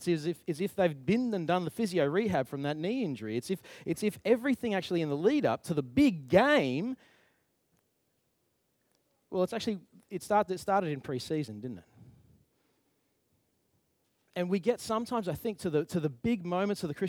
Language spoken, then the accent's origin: English; Queensland, Australia; moved away; I'm from Queensland